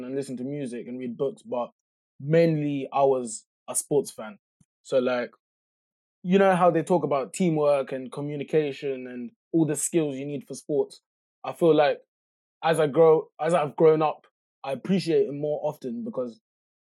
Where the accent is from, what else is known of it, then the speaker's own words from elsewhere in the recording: Luton, East of England, United Kingdom; growing up in Luton, like, I wouldn't say we were poor, but we weren't rich